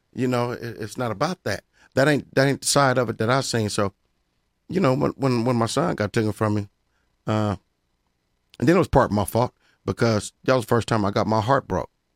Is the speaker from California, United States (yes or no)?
yes; Pomona, California, United States; I'm from Pomona.